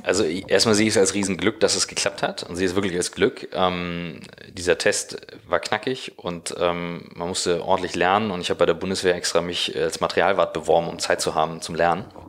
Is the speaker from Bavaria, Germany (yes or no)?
no; Kiel, Schleswig-Holstein, Germany; moved away as an adult; now in Hamburg, Germany; in Kiel, wo ich herkomme